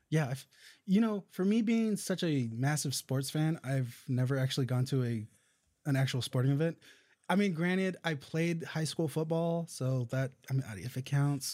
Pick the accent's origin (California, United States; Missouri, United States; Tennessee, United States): California, United States; Indio; moved away; I'm originally from that area. I grew up in the town over called, uh, Indio